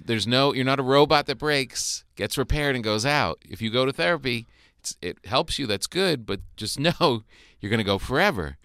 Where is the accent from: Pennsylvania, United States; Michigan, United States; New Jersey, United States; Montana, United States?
New Jersey, United States; moved away; my area where I grew up in North Jersey was what it was